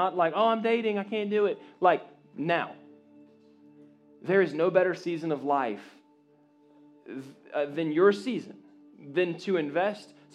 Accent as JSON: {"language": "English", "town": "Jacksonville", "region": "Florida", "country": "United States", "tie": "born or raised there", "said": "My bubble was Jacksonville, Florida, North Jacksonville Baptist Church"}